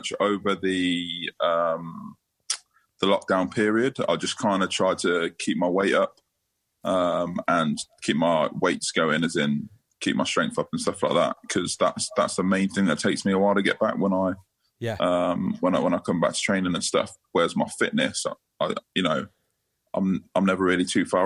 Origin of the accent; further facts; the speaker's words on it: Northampton, East Midlands, United Kingdom; also born or lived in London; and then we moved to Northampton. I've been here ever since